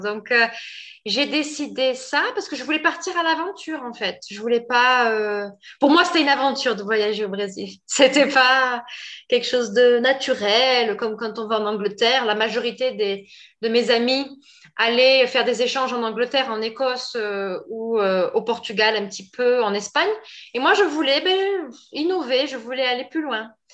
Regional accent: Pau, Nouvelle-Aquitaine, France; moved away as an adult; now in Brazil; je suis française et je suis née dans le sud-ouest de la France, dans la ville de Pau.

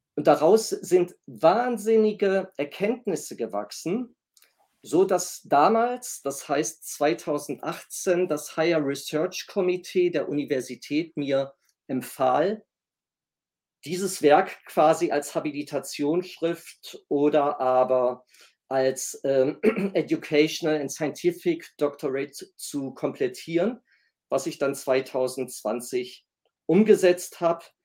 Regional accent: Essen, North Rhine-Westphalia, Germany; moved away as an adult; also born or lived in Kiel; halb Italiener, gebürtig komme ich aus Nordrhein-Westfalen, sprich aus Essen

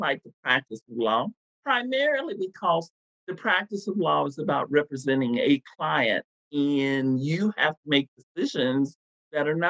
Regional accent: Texas, United States; born or raised there; moved away

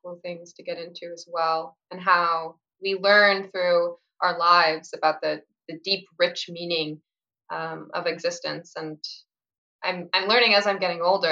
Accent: Pacific Northwest, United States; I'm from the Pacific Northwest, and that's where I've spent most of my life

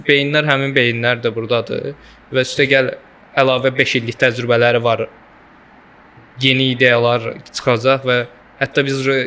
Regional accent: Azerbaijan; Səsimin tonundan başa düşdü ki, Azərbaycanlıyam dedi.

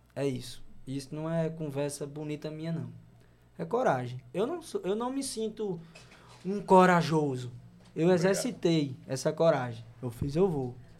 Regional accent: João Pessoa, Paraíba, Brazil; moved away as an adult; also born or lived in Mamanguape / Rio de Janeiro; sou da Paraíba

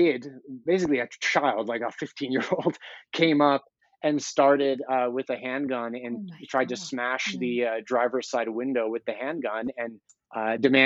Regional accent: Denver, Colorado, United States; I'm an American, which is, it's a privilege to live in the United States, where like I can walk around my home city of Denver

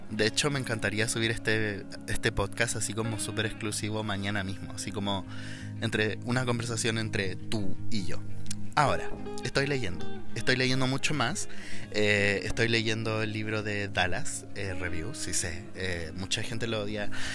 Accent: Chile; soy chileno

